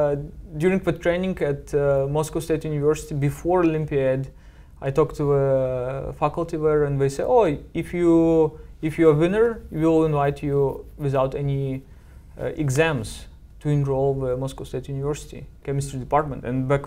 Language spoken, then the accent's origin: English; Belarus; Yeah, in a small town, about 10,000 people population.